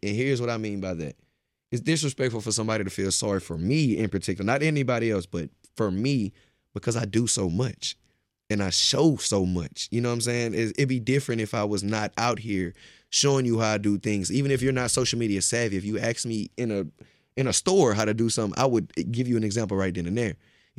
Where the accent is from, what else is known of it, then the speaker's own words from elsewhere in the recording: Beaumont, Texas, United States; I'm from Texas, but not only Texas, I'm from Beaumont, Texas.